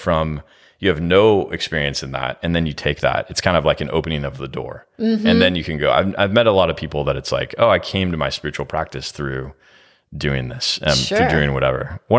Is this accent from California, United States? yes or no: yes; California, United States; Yeah, I'm from California